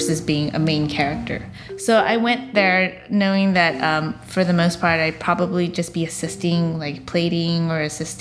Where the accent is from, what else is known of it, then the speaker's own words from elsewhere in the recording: United States; the rice that I grew up eating in the States